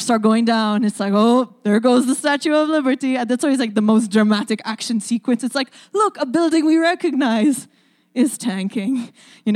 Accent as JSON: {"language": "English", "country": "Malta", "moved": "yes", "lives_now": "Saskatoon, Canada", "said": "my accent is a little hard to place. I'm from the island of Malta."}